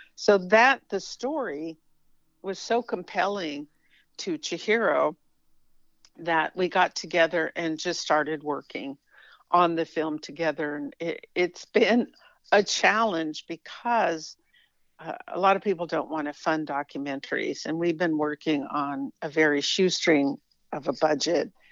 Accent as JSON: {"language": "English", "region": "California", "country": "United States", "tie": "born or raised there", "said": "I was raised in California"}